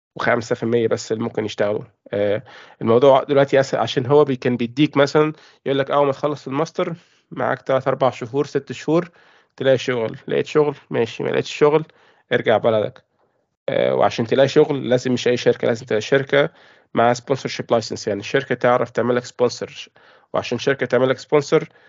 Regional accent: Egypt; moved away as an adult; now in United Kingdom; أنا مصري

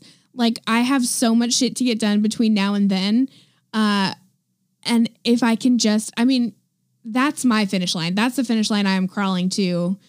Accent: Oregon, United States; now in California, United States; I was born in Oregon.

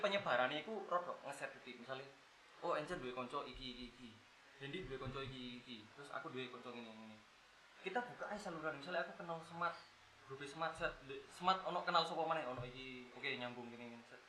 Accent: Malang, East Java, Indonesia; kita juga asli Malang

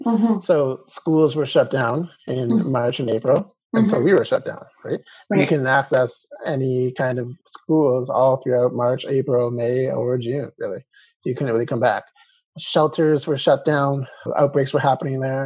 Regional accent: Calgary, Alberta, Canada; being born and raised in Calgary

